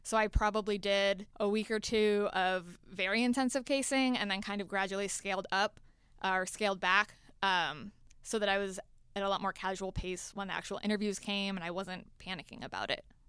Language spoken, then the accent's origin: English; Florida, United States; moved away as an adult; now in Atlanta, United States; I am from Florida originally